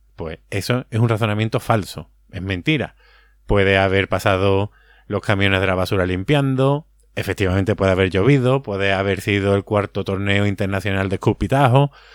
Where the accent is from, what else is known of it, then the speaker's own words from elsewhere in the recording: Andalusia, Spain; Que somos muy, andaluz